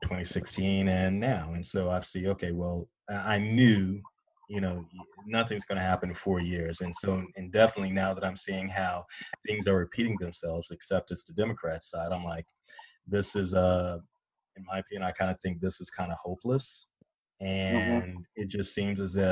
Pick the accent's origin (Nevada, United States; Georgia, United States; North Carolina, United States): North Carolina, United States; moved away; I'm originally from North Carolina. So when I go home, you know, and visit my parents